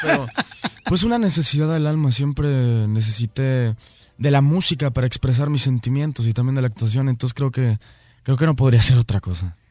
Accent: Mexico; así somos los mexicanos, somos gente trabajadora y muy honrada

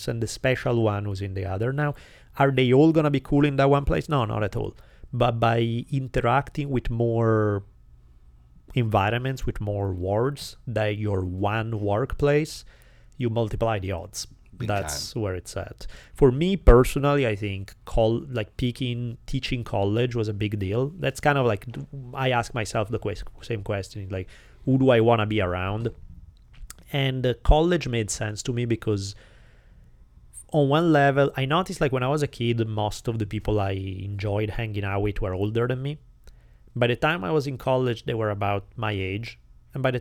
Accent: Italy; accent: Italian; English is a second language; moved away as an adult; now in United States

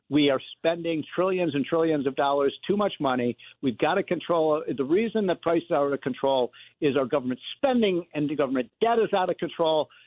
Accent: Chicago, Illinois, United States; I'm from Chicago.

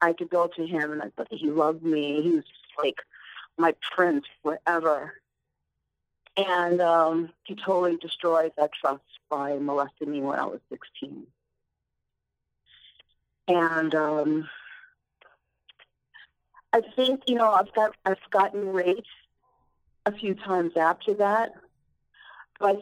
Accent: Long Island, New York, United States; I grew up out on Long Island

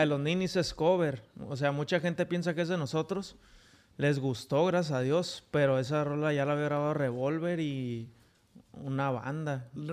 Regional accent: Tijuana, Baja California, Mexico; Yo de aquí de Tijuana

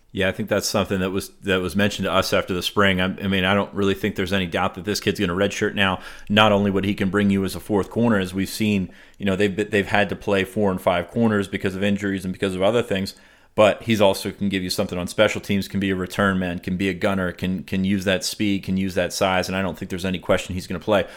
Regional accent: Southern Pennsylvania, United States; moved away; I'm from Southern Pennsylvania

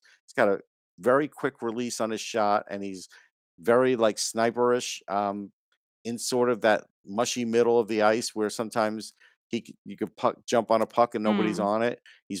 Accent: New York, United States; growing up in New York

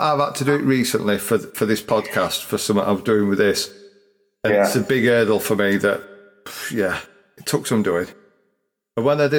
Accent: Yorkshire and the Humber, United Kingdom; accent: broad; also born or lived in Chesterfield; I'm Yorkshire now.

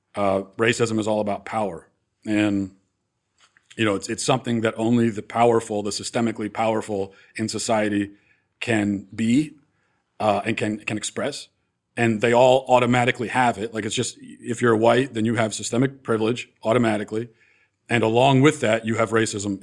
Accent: East Coast, United States; growing up on the East Coast

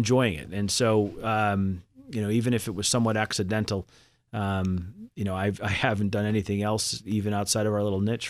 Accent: Boston, Massachusetts, United States; I grew up in Boston. And but Chubb was offering me a job in New York. And, you know, for a Boston kid who'd never spent time in New York, that seemed like a really neat idea at the time.

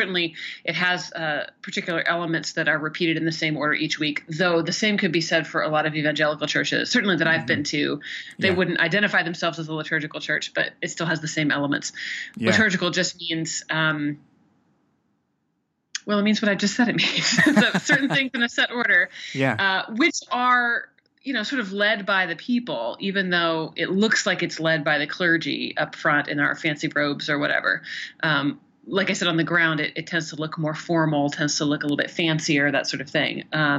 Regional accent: Oregon, United States; born there; also born or lived in Kentucky / Tennessee / South Carolina / Indiana; now in Ohio, United States; I was born in Oregon, lived in Kentucky, Tennessee, South Carolina, I think maybe a little bit in Indiana, and now Ohio. So I'm from everywhere.

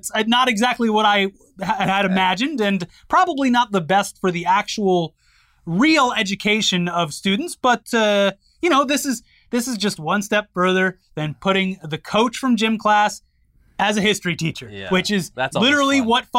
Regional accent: Florida, United States; I weep for my home state.

